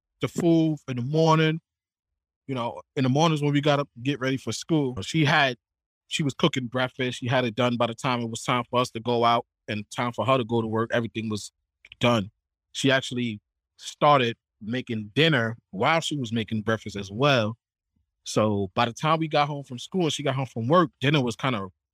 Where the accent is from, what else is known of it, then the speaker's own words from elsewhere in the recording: New York City, New York, United States; now in Portland, Maine, United States; I'm from the Bronx, New York. I grew up about 5 blocks away from Yankee Stadium